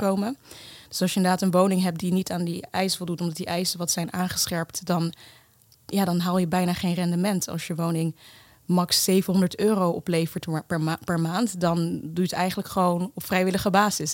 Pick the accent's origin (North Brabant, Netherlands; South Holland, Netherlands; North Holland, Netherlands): South Holland, Netherlands; The Hague; also born or lived in Kenya; geboren in Kenia en op mijn tweede met mijn moeder naar Nederland verhuisd, naar Den Haag. Um, daar inderdaad de Nederlandse school en ja, gewoon een, een redelijk normale jeugd